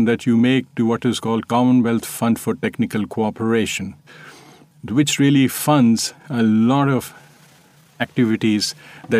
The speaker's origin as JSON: {"language": "English", "country": "India"}